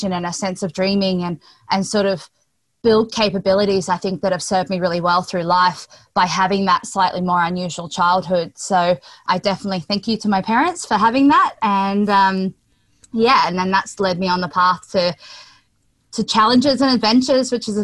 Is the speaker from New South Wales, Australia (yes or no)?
no; Sunshine Coast, Queensland, Australia; I grew up on the Sunshine Coast in Queensland, Australia.